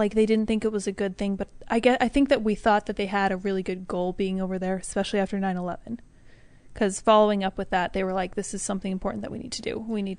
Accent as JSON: {"language": "English", "country": "United States", "said": "We thought it was part of being American, just kind of being involved overseas, which is obviously subject to debate."}